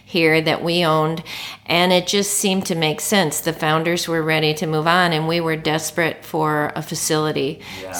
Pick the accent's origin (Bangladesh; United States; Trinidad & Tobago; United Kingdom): United States; Detroit, Michigan; now in Oregon, United States; I'm from Detroit